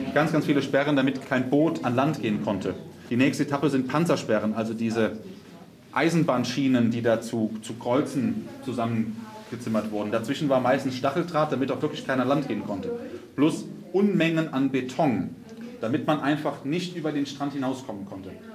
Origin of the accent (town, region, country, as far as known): Germany